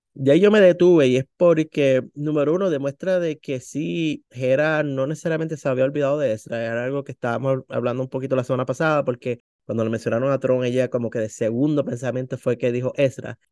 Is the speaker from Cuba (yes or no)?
no; Puerto Rico; como buen puertorriqueño le decimos tío a todas las personas que están en la familia